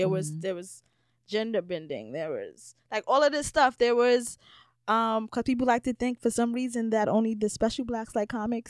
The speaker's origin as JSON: {"language": "English", "town": "New York City", "region": "New York", "country": "United States", "tie": "born or raised there", "said": "I grew up in River Park Towers."}